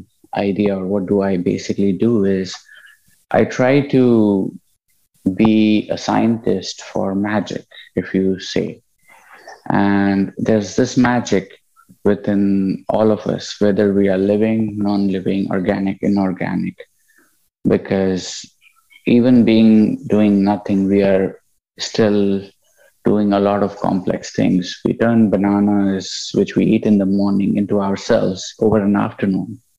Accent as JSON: {"language": "English", "country": "India", "also_born_or_lived": "United Kingdom", "moved": "yes", "said": "I'm originally from India."}